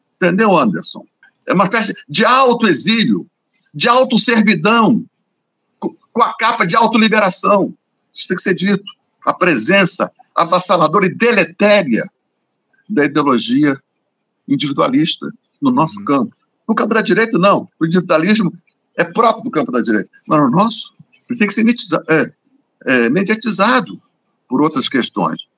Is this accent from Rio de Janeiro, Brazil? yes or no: yes; Rio de Janeiro, Brazil; eu sou carioca